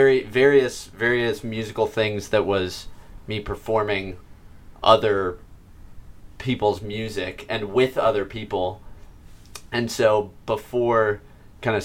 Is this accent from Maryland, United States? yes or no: no; Santa Barbara, California, United States; I was born and raised here in Santa Barbara.